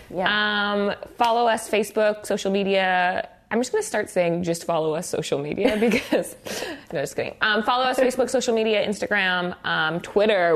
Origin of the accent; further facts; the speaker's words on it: Brandon, Manitoba, Canada; I'm from Brandon